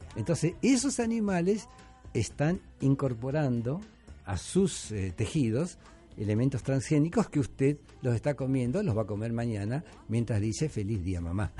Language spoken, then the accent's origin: Spanish; Rosario, Santa Fe, Argentina; now in Peru; Argentina, Rosario, que es la ciudad de donde yo vengo